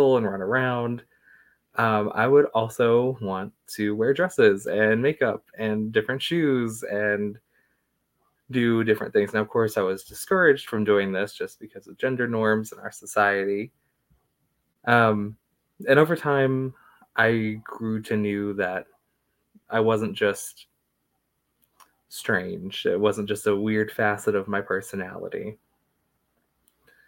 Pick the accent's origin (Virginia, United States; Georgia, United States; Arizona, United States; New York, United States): Virginia, United States; Strasburg; also born or lived in Woodstock, Virginia; I have lived in Strasburg, Virginia ever since. So growing up here